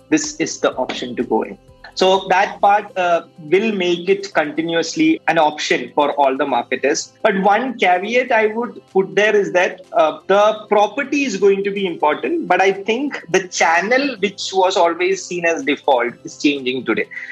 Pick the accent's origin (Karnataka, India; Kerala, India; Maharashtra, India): Kerala, India; Kannur; moved away; my hometown, which is Kannur.